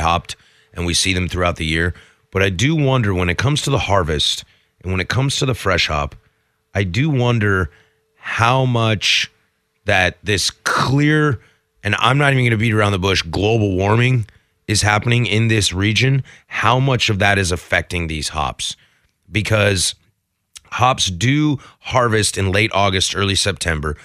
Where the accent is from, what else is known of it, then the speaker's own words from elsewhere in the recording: Pacific Northwest, United States; being born and raised in the Pacific Northwest